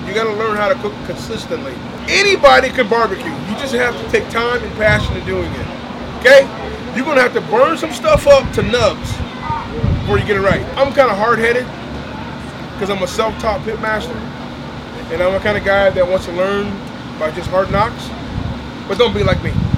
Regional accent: Des Moines, Iowa, United States; I'm from Des Moines, Iowa

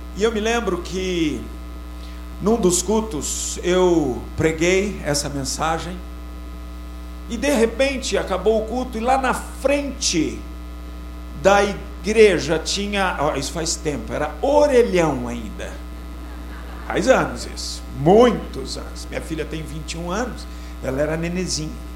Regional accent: Sorocaba, São Paulo, Brazil; eu sou de Sorocaba, 40 graus centígrados

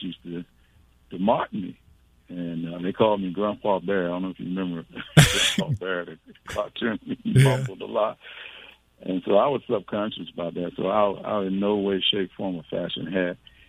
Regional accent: the South, United States; moved away; I was from the South, and I just had a lazy tongue

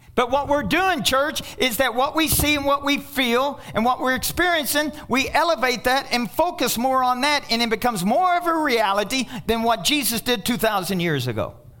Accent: Kentucky, United States; I'm from Kentucky

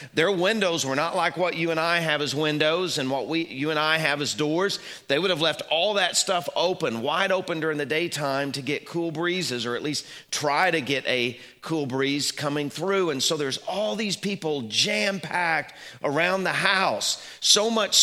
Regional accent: Little Rock, Arkansas, United States; moved away; When I was growing up in Little Rock, we were part of a large church.

